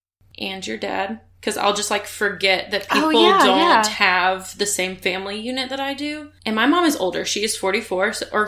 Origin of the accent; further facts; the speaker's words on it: Pensacola, Florida, United States; born there; Just I was born in Pensacola, Florida.